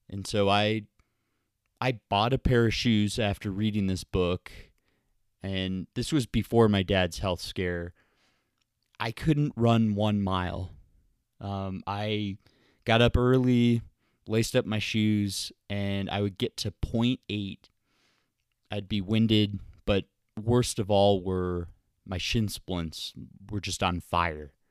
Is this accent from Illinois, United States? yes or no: no; Columbus, Ohio, United States; also born or lived in Birmingham, Michigan / Milwaukee, Wisconsin / Tampa, Florida; I played hockey and golf growing up in the Midwest in Ohio. I was born in Columbus, moved to Birmingham, Michigan, Milwaukee, Wisconsin, and then Tampa, Florida, and then went to college at Ohio University.